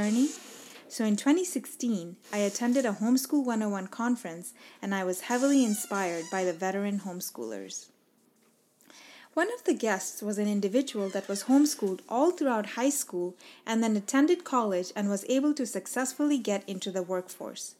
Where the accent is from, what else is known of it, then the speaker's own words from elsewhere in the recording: Dubai, United Arab Emirates; moved away as an adult; now in United States; I was born and raised in Dubai